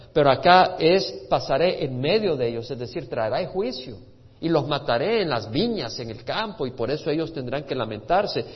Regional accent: El Salvador; creciendo en El Salvador

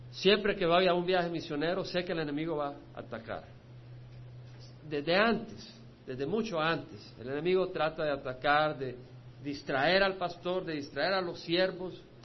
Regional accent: El Salvador; moved away; yo no soy mexicano, no soy cubano, nací en El Salvador

